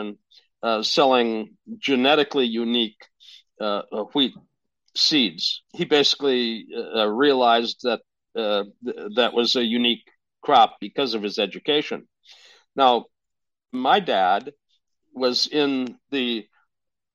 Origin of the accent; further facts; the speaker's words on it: Fargo, North Dakota, United States; now in California, United States; I was born in Fargo at St. Luke's Hospital.